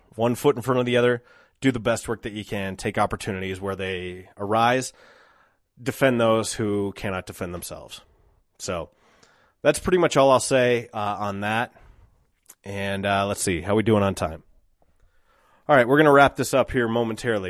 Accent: United States; as an American

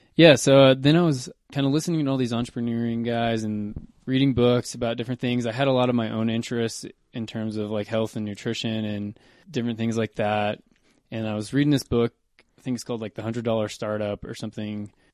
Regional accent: Kentucky, United States; moved away as an adult; also born or lived in Oklahoma; now in Boulder, United States; pretty much Kentucky. I was I was born in Oklahoma, but I moved to Kentucky in like third grade

